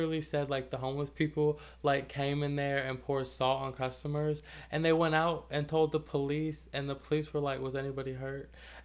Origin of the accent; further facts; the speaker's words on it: Atlanta, Georgia, United States; to be from there, to have grown up there